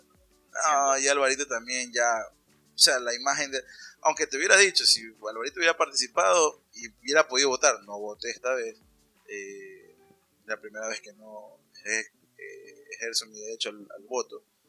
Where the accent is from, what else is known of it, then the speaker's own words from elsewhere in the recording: Ecuador; moved away; somos ecuatorianos